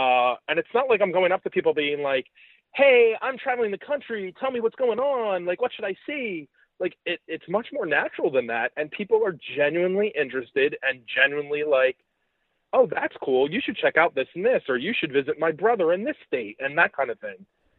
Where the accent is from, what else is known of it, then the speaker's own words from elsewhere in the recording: New York, United States; where are you from? And I said, New York.